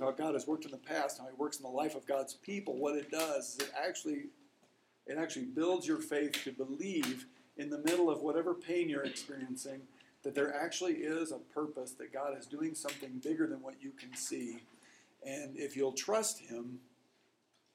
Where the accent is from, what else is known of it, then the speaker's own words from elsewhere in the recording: Lincoln, Nebraska, United States; I'm from Lincoln, Nebraska